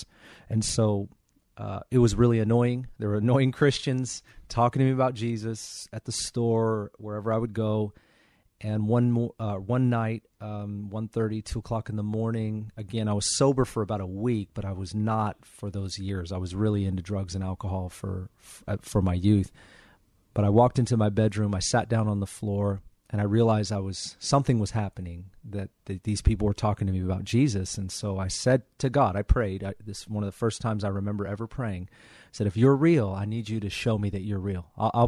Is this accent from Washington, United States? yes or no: yes; Kirkland, Washington, United States; now in Federal Way, United States; I grew up in Juanita, sort of Kirkland, Bothell area for the majority of my childhood, and then Bothell, downtown Bothell area, and really just around the north end of Seattle almost my whole life.